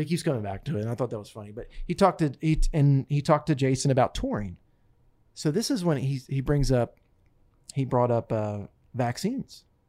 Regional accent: Smyrna, Delaware, United States; I grew up in Smyrna, Delaware, on a potato farm.

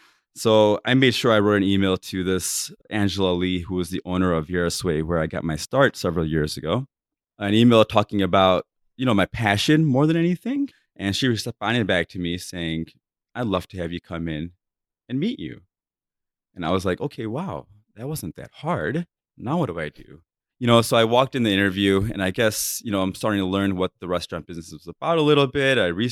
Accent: India; I'm like, oh my God, I'm modern. You know, I'm Indian.

